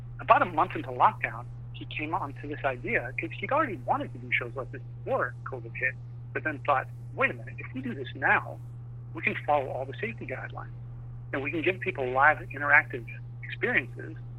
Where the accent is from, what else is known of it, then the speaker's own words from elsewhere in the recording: Vancouver, British Columbia, Canada; also born or lived in Los Angeles; So I'm located in Vancouver, Canada. A year ago, I was living in L.A., but I'm originally from Vancouver